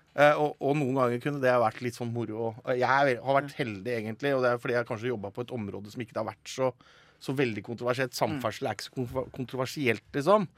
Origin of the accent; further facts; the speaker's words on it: Telemark, Norway; fylkesavisa mi hjemme i Telemark